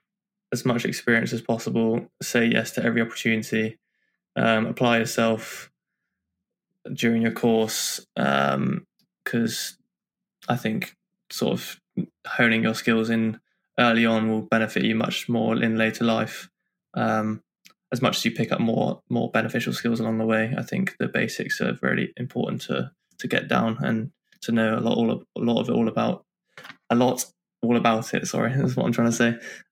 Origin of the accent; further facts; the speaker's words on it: United Kingdom; I am, I'd say, British because I've got the mix of all four.